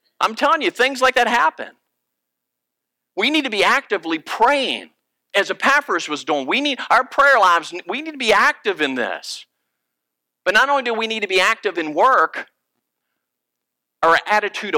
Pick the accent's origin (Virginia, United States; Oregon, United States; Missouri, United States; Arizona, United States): Virginia, United States; moved away; I'm originally from Virginia, and my family are deer hunters